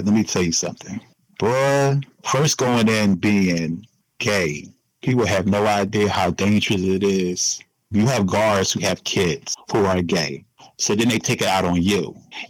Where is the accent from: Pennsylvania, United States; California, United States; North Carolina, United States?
Pennsylvania, United States; Philadelphia; Because I'm actually from Philly.